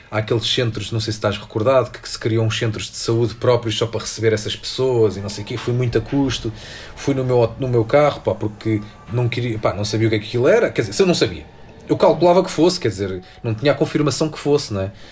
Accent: Bogotá, Colombia; Portuguese is a second language; Olá, eu sou … e sou colombiana. Estou a ouvir o podcast em Bogotá

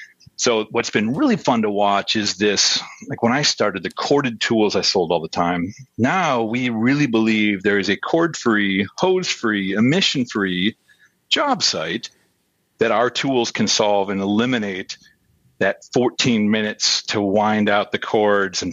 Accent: the Falls area, Northern Wisconsin, United States; moved away as an adult; also born or lived in Madison, Wisconsin / Minneapolis, Minnesota; I grew up in the Falls area, went to school at Madison, moved up to Minneapolis.

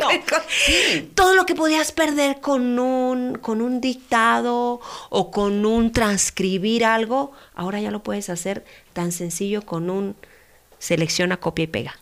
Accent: Mexico; como mexicanos

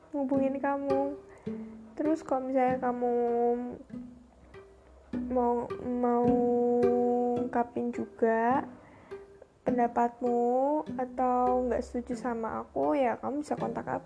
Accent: Central Java, Indonesia; accent: medok; karena aku tuh orang Jawa Tengah, orang ya Jawa Tengah sekitarnya Jogja gitu yang kalau ngomong kan medok-medok ya

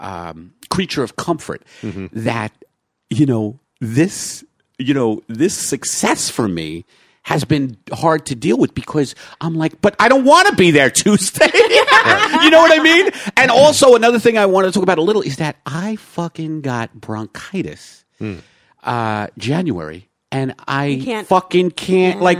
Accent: New York, United States; now in Los Angeles, United States; New York is the, you know, my hometown

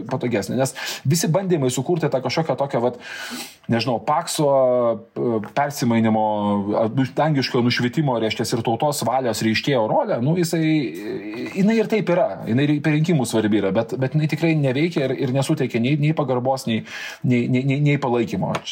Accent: Lithuania

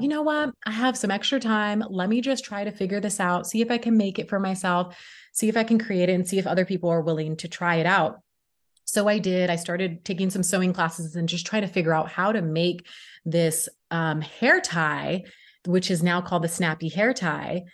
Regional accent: Sacramento, California, United States; moved away as an adult; also born or lived in Los Angeles, California; I moved from my hometown, Sacramento, California, to Los Angeles, California

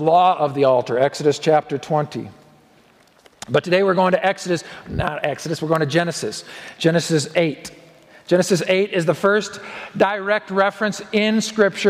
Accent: Oregon, United States; now in Colorado, United States; my home state of Oregon

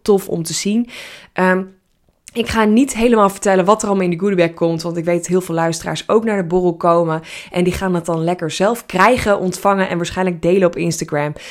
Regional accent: Netherlands; Ik ben een Nederlander.

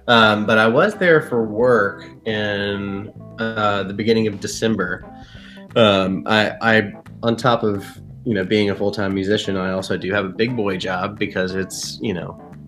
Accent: Wilmington, North Carolina, United States; moved away as an adult; now in Nashville, United States; I'm originally from southeastern North Carolina in a small town called Wilmington.

